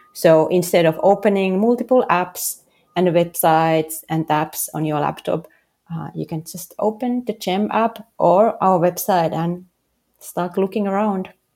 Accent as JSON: {"language": "English", "town": "Helsinki", "region": "Uusimaa", "country": "Finland", "also_born_or_lived": "San Francisco", "second_language": "English", "moved": "as an adult", "lives_now": "New York City, United States", "said": "originally I'm from Helsinki"}